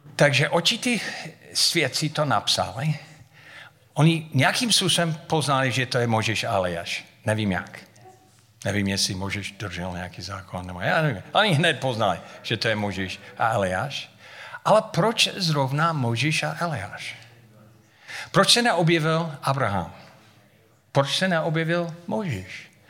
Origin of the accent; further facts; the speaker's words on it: United States; Czech is a second language; moved away as an adult; now in Havířov, Czech Republic; Já jsem říkal, z Ameriky